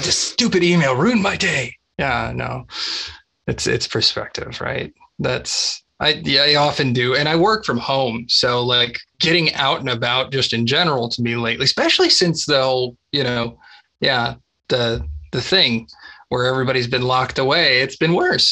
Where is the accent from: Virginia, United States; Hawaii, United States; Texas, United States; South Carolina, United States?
Texas, United States; I grew up in Texas